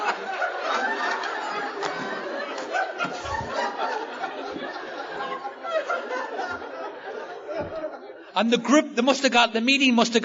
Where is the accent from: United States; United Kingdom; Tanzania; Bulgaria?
United Kingdom; Northern Ireland; I grew up in Northern Ireland. I grew up in the Troubles, where people literally shot each other outside the front door over religion.